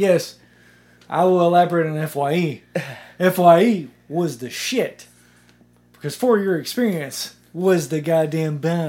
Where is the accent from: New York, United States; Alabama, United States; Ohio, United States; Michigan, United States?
Alabama, United States; Millport; I grew up in Millport.